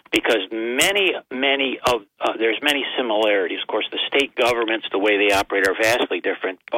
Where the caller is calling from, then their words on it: Binghamton, New York, United States; Well, it's … from Binghamton, Bob.